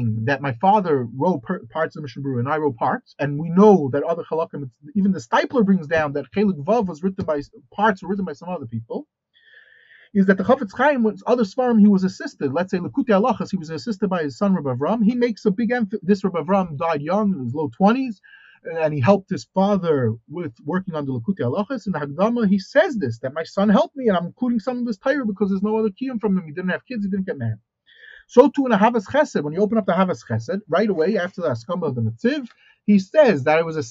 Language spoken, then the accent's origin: English; United States; moved away; I look at myself as an American